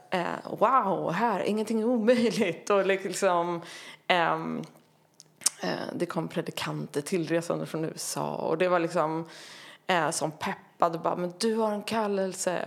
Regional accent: Tyresö, Stockholm County, Sweden; Tyresö, eh, strax utanför Stockholm, förort ja. Stockholm. Mm. Eh, där växte jag upp i en eh, pingsförsamling

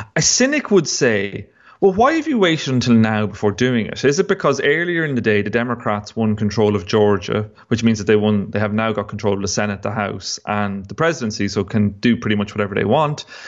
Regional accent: Longford, Leinster, Ireland; where I was growing up in Longford

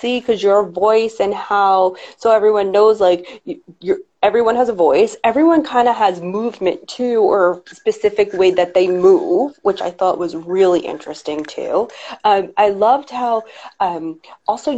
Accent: New York, United States; I'm a New Yorker

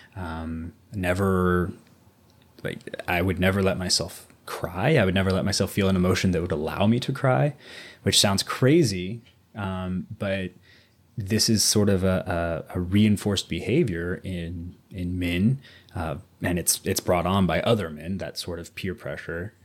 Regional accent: Southwest Missouri, United States; moved away; growing up in Southwest Missouri

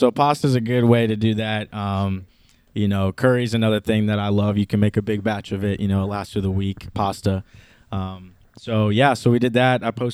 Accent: Minnesota, United States; also born or lived in Trinidad; I grew up in Minnesota.

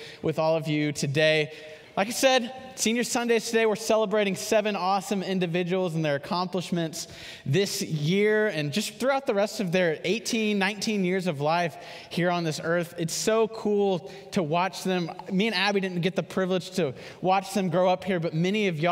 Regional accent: Houston, Texas, United States; I'm from Houston, and there was 10 of us that lived in this subdivision together

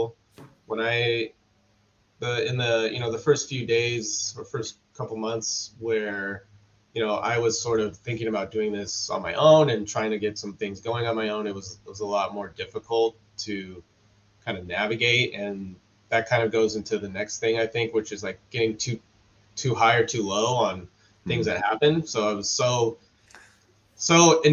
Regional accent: Southern California, United States; I'm from Southern California.

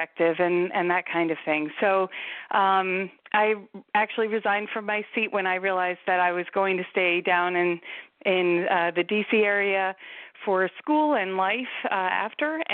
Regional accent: Sparta, New Jersey, United States; moved away as an adult; now in Maryland, United States; I grew up in Sparta, New Jersey, northwestern part of the state of New Jersey, until I went away to college and came down here, and I've been here since

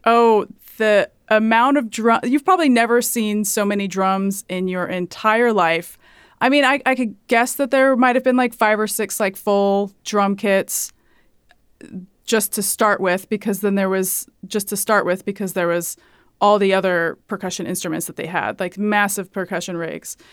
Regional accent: Hayward, California, United States; moved away as an adult; also born or lived in Washington State; now in New York, United States; I was on the West Coast, uh, California and Washington State

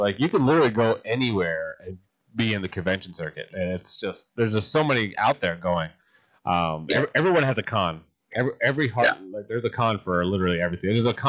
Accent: Atlantic City, New Jersey, United States; born or raised there; now in Florida, United States

